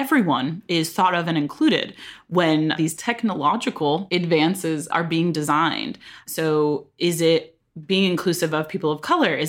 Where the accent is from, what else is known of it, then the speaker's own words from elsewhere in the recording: San Diego, California, United States; I grew up in San Diego.